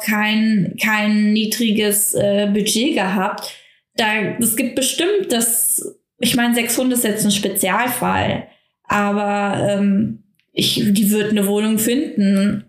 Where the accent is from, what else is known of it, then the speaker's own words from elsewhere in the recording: Germany; bei uns in Deutschland